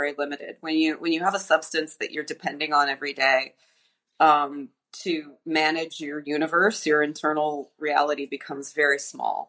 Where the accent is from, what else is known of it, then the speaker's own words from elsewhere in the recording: Los Angeles, California, United States; moved away as an adult; now in Puerto Vallarta, Mexico; I grew up in Los Angeles